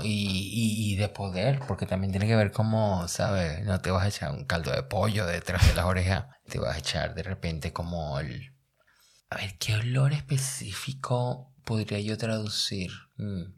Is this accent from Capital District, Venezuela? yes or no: no; La Guaira, Venezuela; now in Berlin, Germany; vengo de La Guaira. las inundaciones de La Guaira del año 1999 no me llevaron. Arrastraron mi guardería y mi primaria